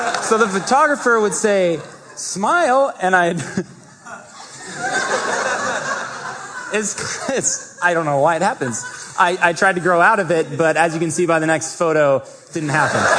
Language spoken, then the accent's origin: English; Vancouver, Washington, United States; also born or lived in Seattle, Washington; I grew up in Vancouver